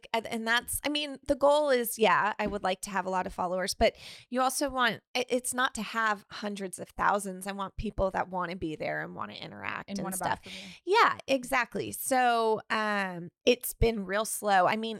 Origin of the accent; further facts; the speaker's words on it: Sonoma, California, United States; Oh, I'm from Sonoma, California.